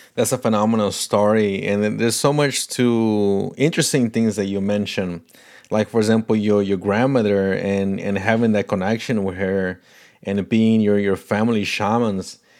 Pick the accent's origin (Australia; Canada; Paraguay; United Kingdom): Paraguay; first language Portuguese; English is a second language; now in United States; Portuguese is my first language. My mom is Brazilian from Paraná. So, you know, we grew up in a house, uh, speaking Portuguese, but I was born in Paraguay, so we spoke Spanish there